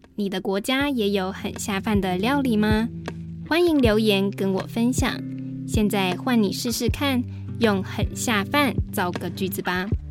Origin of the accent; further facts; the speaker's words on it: Taiwan; first language Mandarin Chinese; 我是来自台湾的